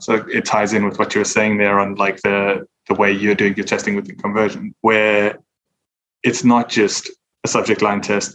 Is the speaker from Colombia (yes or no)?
no; South Africa; now in United Kingdom; I'm originally from South Africa, but I'm based in the UK